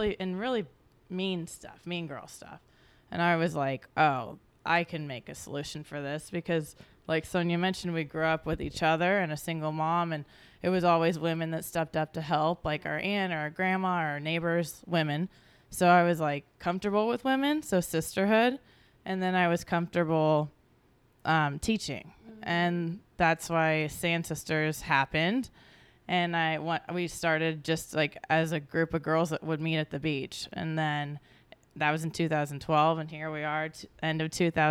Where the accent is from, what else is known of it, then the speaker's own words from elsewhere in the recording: Missouri, United States; now in Los Angeles, United States; growing up in Missouri